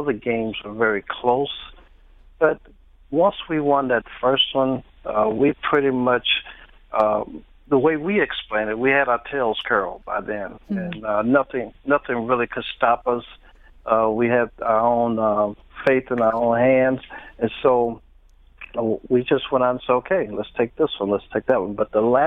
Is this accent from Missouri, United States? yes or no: yes; St. Louis, Missouri, United States; I grew up in St. Louis at Sumner High School, and then I went to St. Louis University